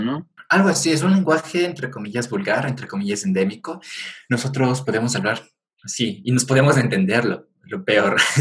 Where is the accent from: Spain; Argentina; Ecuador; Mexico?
Ecuador; Como ecuatorianos debemos